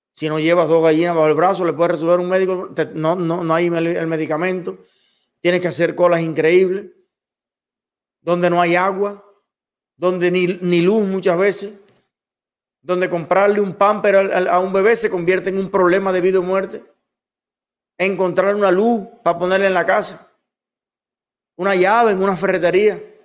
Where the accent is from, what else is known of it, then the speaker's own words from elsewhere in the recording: Cuba; A los cubanos donde nos gustaría vivir y haber vivido siempre toda la vida es en Cuba